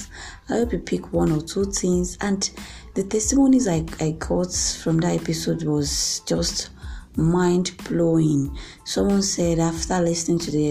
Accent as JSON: {"language": "English", "country": "Nigeria", "said": "from Nigeria, my home country"}